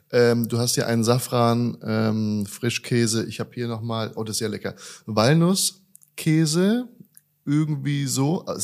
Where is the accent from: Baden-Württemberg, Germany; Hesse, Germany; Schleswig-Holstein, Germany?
Hesse, Germany; Darmstadt; Äh, in Deutschland. Ich bin, äh, ich bin aus der Region Frankfurt